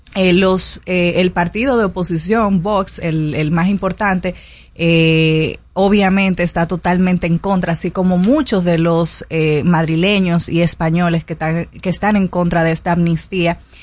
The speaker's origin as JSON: {"language": "Spanish", "country": "Dominican Republic", "said": "los dominicanos"}